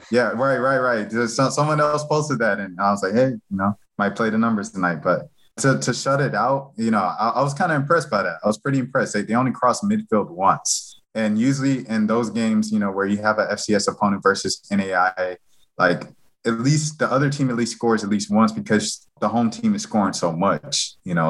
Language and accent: English; Atlanta, Georgia, United States; I'm from Atlanta